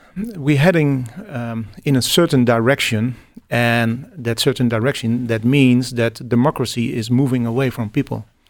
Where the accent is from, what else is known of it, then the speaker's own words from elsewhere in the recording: Netherlands; English is a second language; I'm from the Netherlands